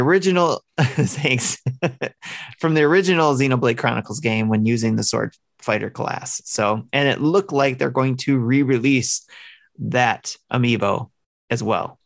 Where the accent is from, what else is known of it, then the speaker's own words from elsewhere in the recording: Detroit, Michigan, United States; I'm from the Motor City